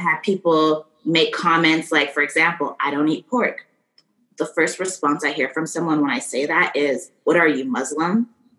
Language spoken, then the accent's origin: English; Calgary, Alberta, Canada; also born or lived in Miami, United States; I am Canadian. I was born here in Calgary, Alberta, but I also spent part of my childhood growing up in Miami, Florida. I lived there for all of elementary school, and then I moved back here.